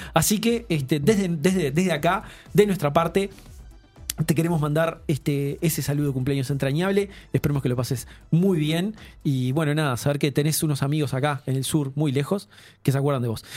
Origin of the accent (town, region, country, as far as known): Uruguay